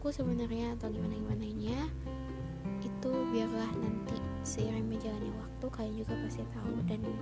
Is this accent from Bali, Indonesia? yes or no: no; Bandung, West Java, Indonesia; um, aku asalnya dari Bandung mana orang Bandung suaranya mana